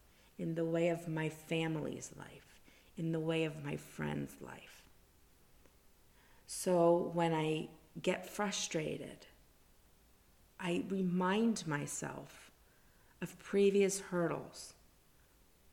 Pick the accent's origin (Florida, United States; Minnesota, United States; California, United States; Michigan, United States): Florida, United States; South; also born or lived in New Jersey; born and raised in South Florida, except for a little bit of New Jersey in there.